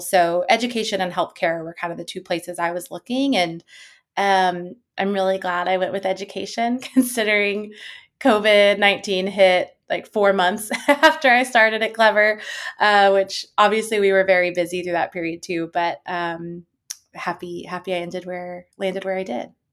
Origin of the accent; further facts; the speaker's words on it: East Coast, United States; now in San Francisco, United States; I'm from the East Coast. I currently live in San Francisco